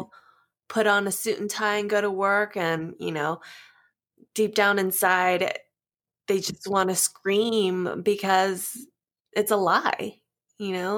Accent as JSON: {"language": "English", "region": "Southern California", "country": "United States", "moved": "as an adult", "lives_now": "Las Vegas, United States", "said": "I am a California girl, SoCal"}